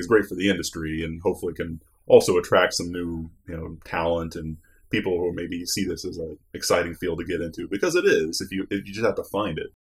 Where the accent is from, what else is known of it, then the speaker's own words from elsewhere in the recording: Northwest Ohio, United States; I'm from Northwest Ohio originally